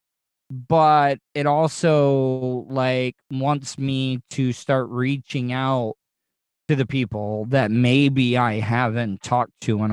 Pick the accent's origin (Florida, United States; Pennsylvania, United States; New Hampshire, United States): Florida, United States; Volusia County; I grew up here in Volusia County